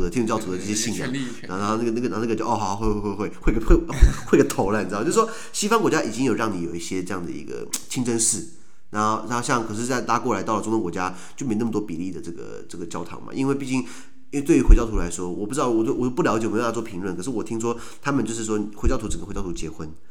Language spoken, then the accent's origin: Chinese; United States; 为什么我们美国人讲的这个叫做呃 anti-terrorism 或是 counter-insurgency